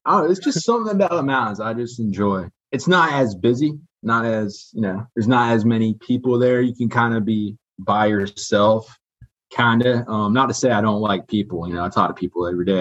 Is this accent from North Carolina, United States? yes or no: yes; Raleigh, North Carolina, United States; also born or lived in Michigan; I'm from Michigan. Grew up in Raleigh